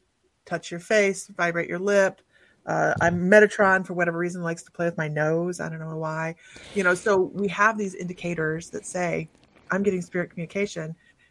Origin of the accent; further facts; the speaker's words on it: Ohio, United States; moved away; also born or lived in Farmville, Virginia; We lived in Farmville, Virginia for the longest time, and there was always talks and whispers of things going around there, you know. And we're from Ohio originally